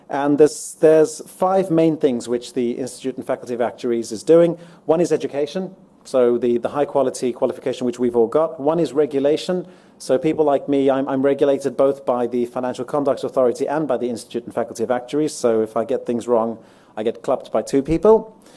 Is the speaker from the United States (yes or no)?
no; Johannesburg, Gauteng, South Africa; moved away as an adult; now in London, United Kingdom; I'm, I'm from Joburg originally, but I've been living in London for just over 14 years. My accent's a bit mixed up.